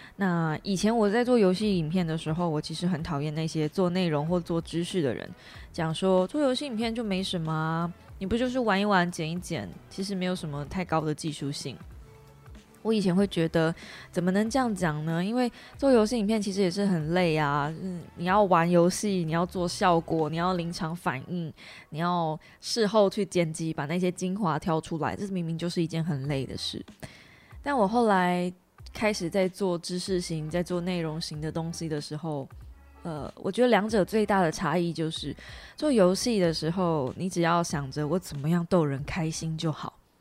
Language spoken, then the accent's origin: Chinese; Kaohsiung, Taiwan; 即便我是高雄人，其实严格说起来，呃，高雄的球场离我家也不远